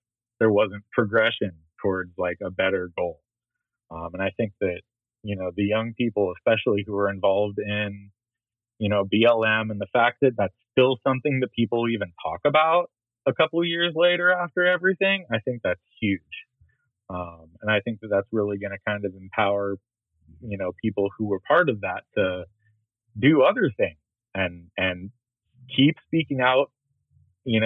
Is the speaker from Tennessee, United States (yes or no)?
no; Oakland, California, United States; growing up in Oakland